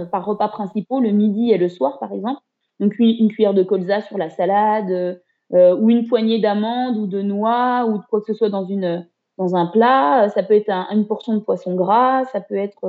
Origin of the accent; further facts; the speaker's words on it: Haut-Doubs, near Morteau, Pontarlier, Bourgogne-Franche-Comté, France; moved away as an adult; now in Besançon, France; je suis originaire du Haut-Doubs, hein, du, du, côté de Morteau, Pontarlier.